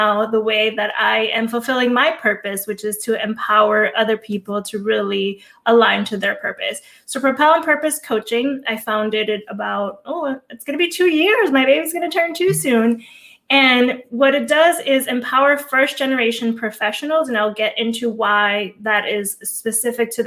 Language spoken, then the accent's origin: English; Hudson County, Northeast New Jersey, United States; also born or lived in Cuba; So I was born in Cuba. My mom and I came to this country when I was 4 years old. I grew up in Hudson County, Northeast New Jersey.